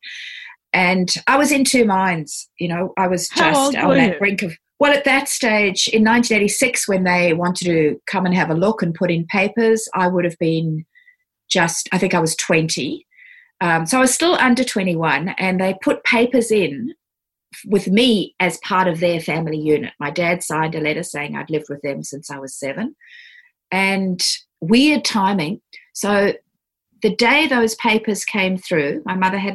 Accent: Johannesburg, Gauteng, South Africa; moved away as an adult; also born or lived in Cape Town / Sydney; now in Australia; after migrating from South Africa, where I was brought up in Johannesburg and then at university in Cape Town

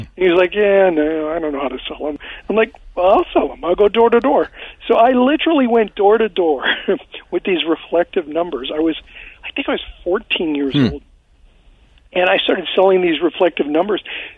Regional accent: Azusa, California, United States; also born or lived in Pittsburgh, Pennsylvania / South Central Los Angeles; I lived in South Central for about a year. I grew up in the Azusa area. I grew up in a really, you know, kind of low-income, working-class family.

